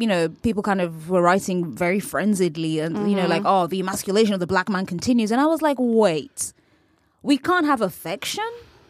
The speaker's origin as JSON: {"language": "English", "region": "California", "country": "United States", "said": "Mike's from Newark. I'm from the East Bay area. Similar cultural politics, similar conflict in the places we're coming from."}